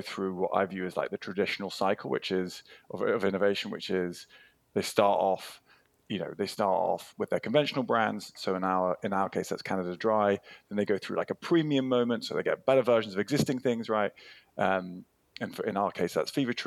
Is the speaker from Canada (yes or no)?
no; United Kingdom; as a Brit